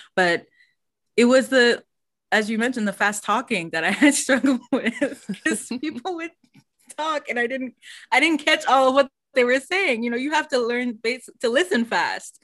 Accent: United States; first language English; I wasn't American

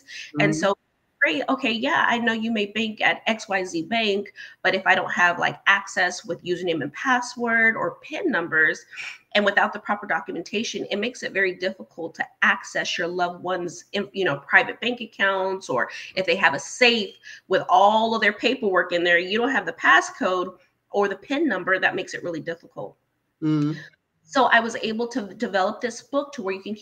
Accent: Chicago, Illinois, United States; I was born in Chicago, Illinois

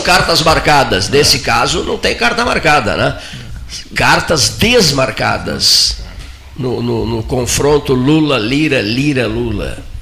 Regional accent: Rio Grande do Sul, Brazil; eu sou do Rio Grande do Sul

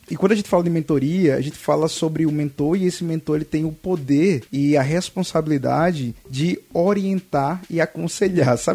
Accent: Pernambuco, Brazil; Eu sou pernambucano, nasci, nasci em Pernambuco, e aí conheci Clara, né, em Natal.

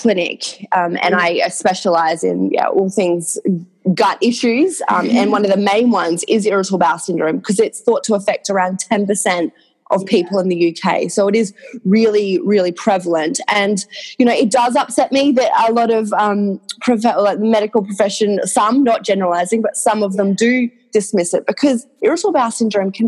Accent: Cairns, Queensland, Australia; accent: Australian; moved away as an adult; now in London, United Kingdom; I'm from Queensland

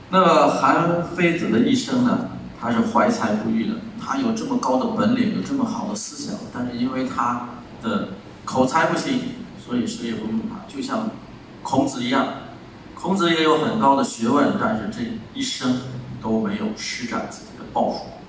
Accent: China; 我们中国人

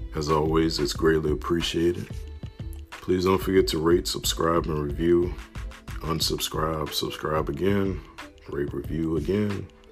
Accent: New Orleans, Louisiana, United States; From Marrero to Harvey. Growing up on the West Bank side of New Orleans, Louisiana.

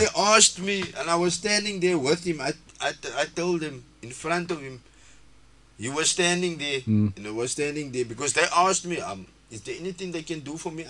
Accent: Cape Town, Western Cape, South Africa; moved away as an adult; I'm staying here now, like 5-6 years, I'm from Woodstock.

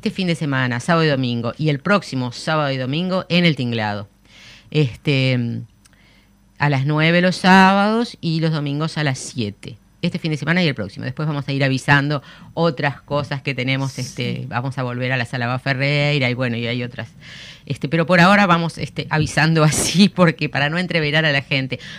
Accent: Uruguay; nosotros somos este, muy uruguayos, muy distintos, muy particulares, ¿no?

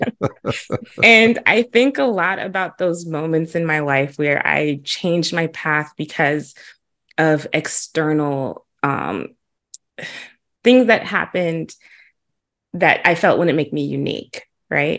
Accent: Huntsville, Alabama, United States; also born or lived in Chicago; growing up in Huntsville and being in the Oakwood community

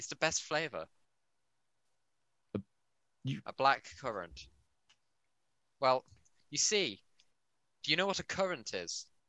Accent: United Kingdom; Am I your first British guest? Yes. I'm as British as it gets

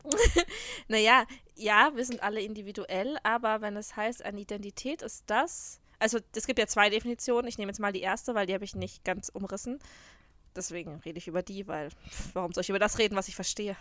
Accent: Würzburg, Bavaria, Germany; moved away as an adult; also born or lived in Rhineland-Palatinate; now in Munich, Germany; ich bin ja in der Rheinland-Pfalz geboren. Ja. Und bin mit sechs Jahren nach Würzburg gezogen

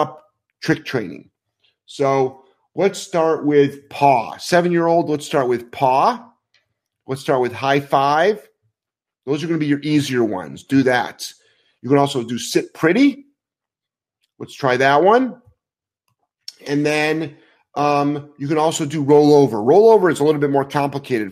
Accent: United States; first language English; us Americans

